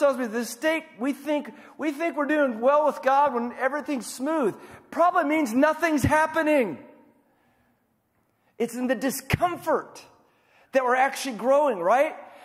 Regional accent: Iowa, United States; now in Tulsa, United States; I'm from Iowa, so we don't. It's a very different culture there than here. But I've been in Tulsa for 27 years, maybe

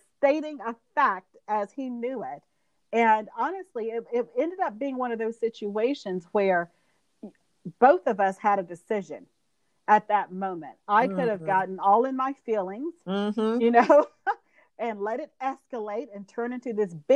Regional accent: Georgia, United States; moved away as an adult; now in Alabama, United States; my husband and I grew up in Georgia. So like I said, we've been in the South forever

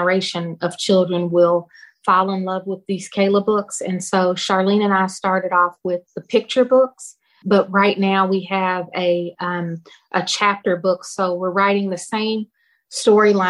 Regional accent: Louisville, Kentucky, United States; my hometown, Louisville, Kentucky

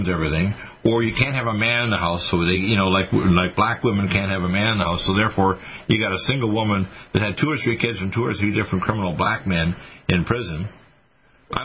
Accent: Canada; moved away; I was raised in Canada

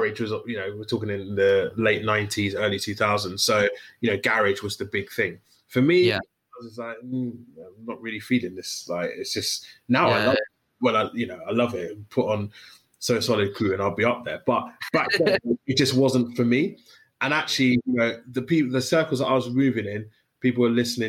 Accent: London, United Kingdom; also born or lived in Newham / Northern Nigeria; growing up in East London

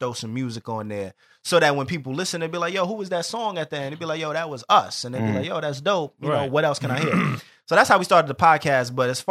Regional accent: New York City, New York, United States; I'm from the North, he's from the South Bronx

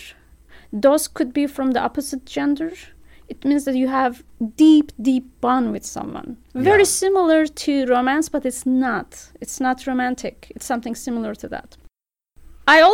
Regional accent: Turkey; English is a second language; moved away as an adult; also born or lived in Istanbul, Turkey; now in Bloomington, United States; I was born on the Turkish-Georgian border

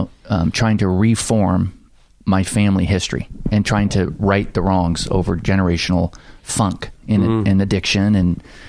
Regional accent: Oakland, California, United States; moved away as an adult; also born or lived in Hayward, California; now in Santa Cruz, United States; I was born here in Westside, King Street. And then in 63, 65, my dad moves the family to Oakland. So I was raised in Oakland. Mm-hmm. And then Hayward.

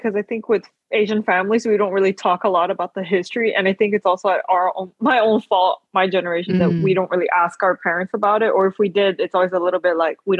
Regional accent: São Paulo, Brazil; When I was growing up in Brazil, there's been a Taiwanese community that grew up in São Paulo. So I grew up in São Paulo.

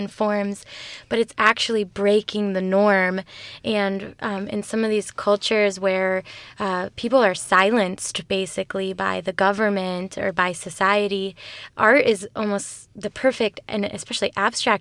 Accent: Venezuela; I am from Venezuela

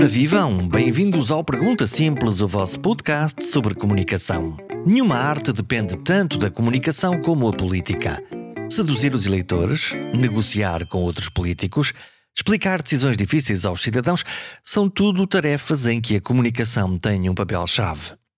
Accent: Caminha, Viana do Castelo, Portugal; Eu nasci em Viana do Castelo, mas a minha terra é Caminha

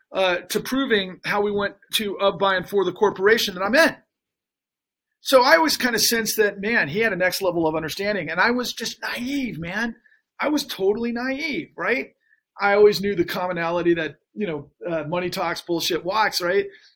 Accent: Texas, United States; growing up in Texas

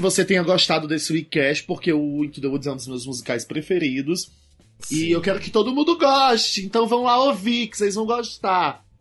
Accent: Ceará, Brazil; Ceará, que é a minha terra

